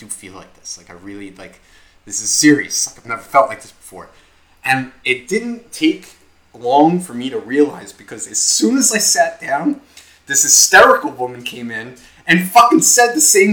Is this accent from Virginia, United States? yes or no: no; Nutley, New Jersey, United States; moved away as an adult; now in Ocean County, United States; I just moved down here from up north. I come from Nutley